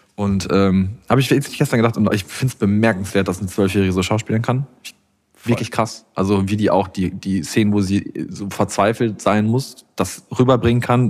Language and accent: German; Iserlohn, North Rhine-Westphalia, Germany; bei uns in meiner Heimatstadt von meinen Eltern ist ja eines der größten Schützenfeste Deutschlands